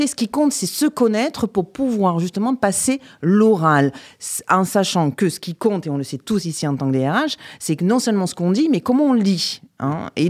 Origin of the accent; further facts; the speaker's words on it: Avignon, Provence-Alpes-Côte d'Azur, France; d'Avignon. Et j'ai fait d'ailleurs mes études à Aix-en-Provence, absolument.